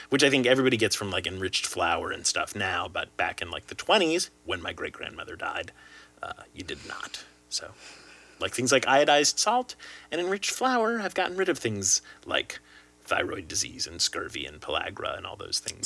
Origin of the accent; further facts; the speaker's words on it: Lexington, Kentucky, United States; I in fact was born in the Commonwealth of Kentucky. Up in, up in, in fact, Does- Derby country. I was born in Lexington.